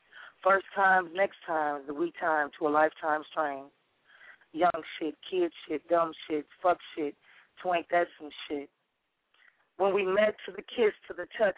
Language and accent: English; Chicago, Illinois, United States; now in Dallas, United States; I'm originally from Chicago, Chi-Town